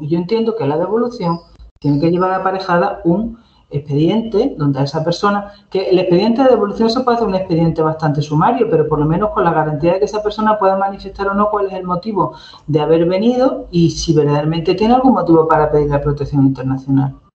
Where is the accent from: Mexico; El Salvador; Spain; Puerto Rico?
Spain; Ceuta; yo, yo soy de Ceuta y he vivido también aquí